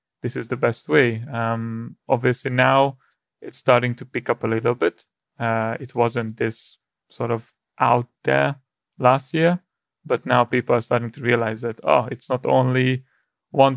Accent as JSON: {"language": "English", "country": "Hungary", "moved": "yes", "said": "I'm originally from Hungary"}